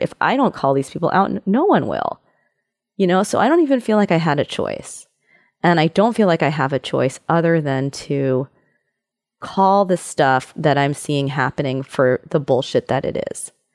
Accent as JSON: {"language": "English", "town": "New York City", "region": "New York", "country": "United States", "tie": "born or raised there", "said": "I grew up in New York City"}